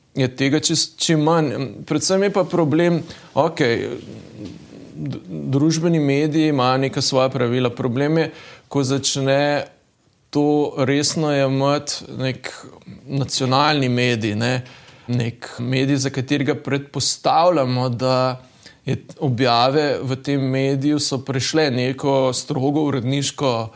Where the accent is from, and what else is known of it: Slovenia